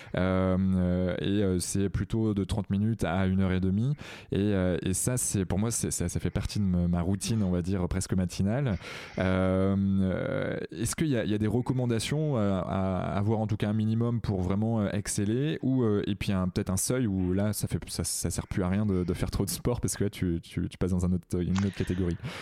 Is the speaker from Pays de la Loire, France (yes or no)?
no; Redon, Brittany, France; je, suis originaire d'à côté de Rennes. Je suis né à Redon